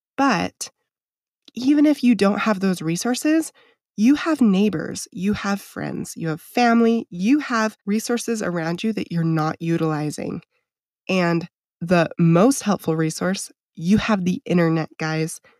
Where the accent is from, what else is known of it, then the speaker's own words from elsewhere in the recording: Idaho, United States; I grew up on acreage in Idaho